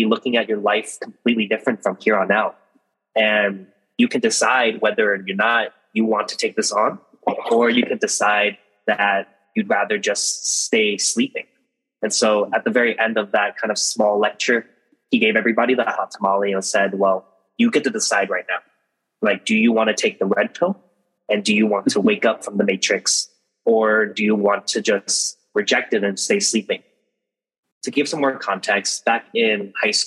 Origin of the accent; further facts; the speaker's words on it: San Leandro, California, United States; also born or lived in San Diego; I grew up in the Bay Area, specifically a small city named San Leandro